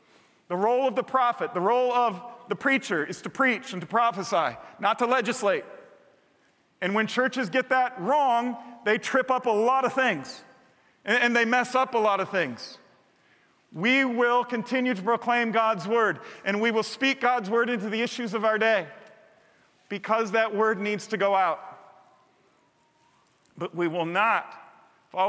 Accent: United States; I'm saying that as a proud American who waves the flag several holidays every year

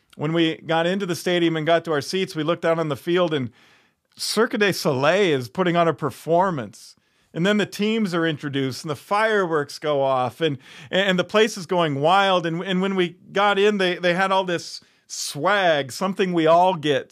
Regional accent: Chicago, Illinois, United States; now in Iowa, United States; I grew up in Chicago

